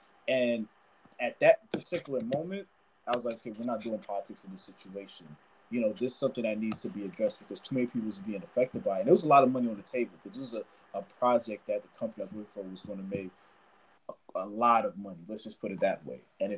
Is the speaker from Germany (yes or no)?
no; Nigeria; especially because I'm Nigerian, especially because I'm Black